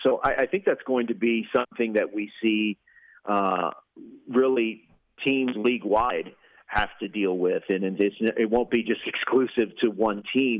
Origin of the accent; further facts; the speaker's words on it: Houston, Texas, United States; I grew up in Houston